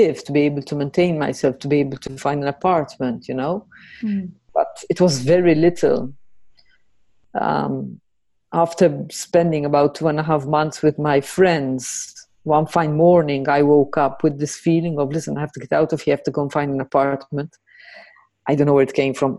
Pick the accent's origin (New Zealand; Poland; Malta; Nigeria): Malta; moved away as an adult; now in Netherlands; I'm from Malta and I live in the Netherlands. I've been here for a bit more than 10 years, 10 and a half years.